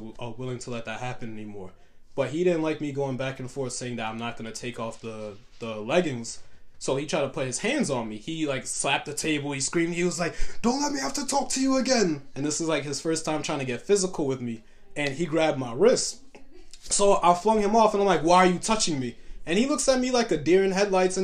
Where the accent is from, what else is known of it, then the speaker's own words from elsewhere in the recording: New York City, New York, United States; also born or lived in Harlem; I grew up in Canarsie, so in Brooklyn.